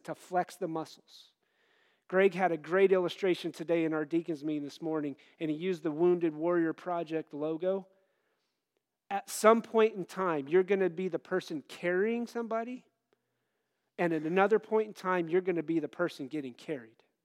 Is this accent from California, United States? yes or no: no; Wyoming, United States; moved away; the church I grew up in out in Wyoming